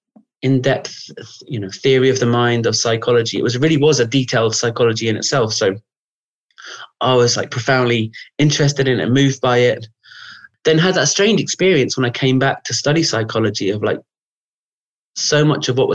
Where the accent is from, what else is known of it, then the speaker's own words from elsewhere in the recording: London, United Kingdom; I grew up in London